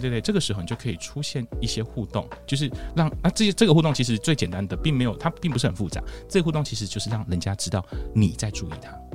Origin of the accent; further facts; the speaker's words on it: Taichung, Taiwan; 像我是台中人